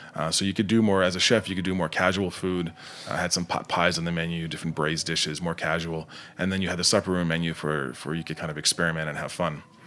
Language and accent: English; rural Nova Scotia, Canada; moved away; also born or lived in New Jersey; I'm not from Halifax, the, the, the, the capital, but I'm from, uh, just south